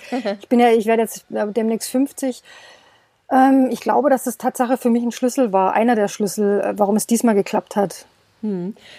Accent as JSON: {"language": "German", "town": "Stuttgart", "region": "Baden-Württemberg", "country": "Germany", "moved": "as an adult", "lives_now": "Portugal", "said": "Also ich komme aus dem Schwabeländle, also ich bin äh, äh, aus der Stuttgarter Ecke. Mhm im Ursprung und wir sind aber hierher ausgewandert"}